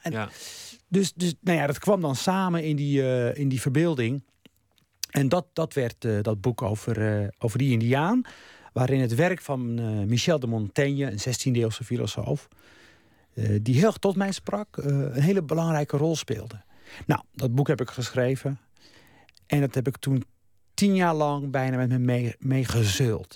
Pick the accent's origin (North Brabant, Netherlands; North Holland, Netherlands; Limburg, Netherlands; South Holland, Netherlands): South Holland, Netherlands; Rotterdam; also born or lived in Morocco; ik groeide op in Rotterdam